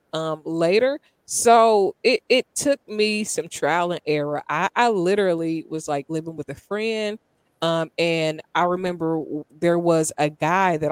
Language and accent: English; Dayton, Ohio, United States; I grew up in Dayton, Ohio